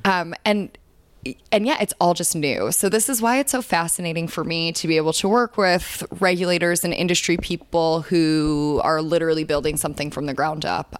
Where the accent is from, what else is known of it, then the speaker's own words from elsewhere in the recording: Chicago, Illinois, United States; moved away as an adult; we grew up in Chicago